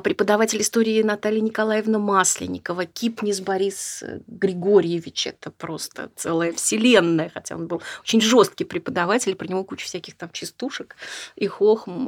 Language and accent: Russian; Saint Petersburg, Russia; Я петербурженка, ленинградка в первом поколении, все мои предки, они оттуда